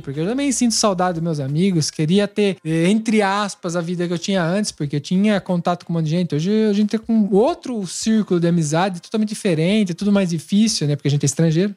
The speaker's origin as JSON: {"language": "Portuguese", "country": "Brazil", "moved": "as an adult", "lives_now": "Italy", "said": "a gente saiu do Brasil com o objetivo de mudar de país"}